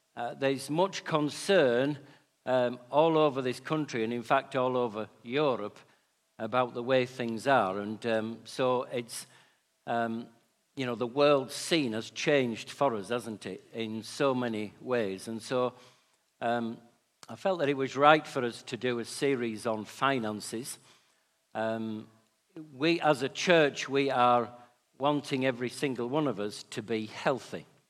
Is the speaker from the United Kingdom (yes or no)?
yes; Yorkshire and the Humber, United Kingdom; being a Yorkshireman